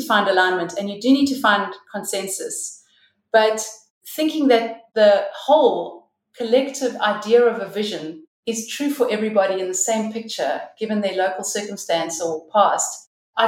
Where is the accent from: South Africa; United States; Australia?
South Africa; as a white woman growing up in South Africa during the transition